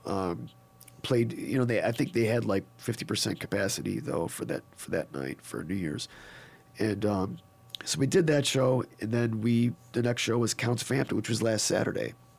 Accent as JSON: {"language": "English", "town": "Niagara Falls", "region": "New York", "country": "United States", "tie": "born or raised there", "moved": "yes", "said": "I'm from Niagara Falls, New York"}